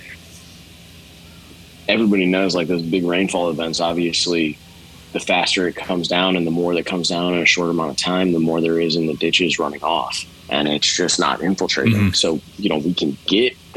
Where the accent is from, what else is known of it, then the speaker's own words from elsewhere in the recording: Houston, Texas, United States; I grew up in Houston, Texas